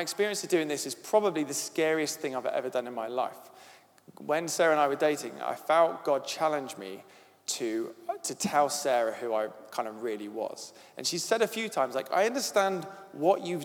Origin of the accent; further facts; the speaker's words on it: Devon, South West England, United Kingdom; accent: Devon; My Devon accent